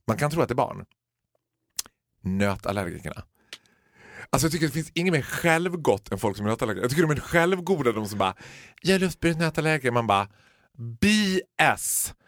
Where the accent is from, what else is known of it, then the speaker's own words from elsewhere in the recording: Borlänge, Dalarna County, Sweden; Vi är födda och uppvuxna i Borlänge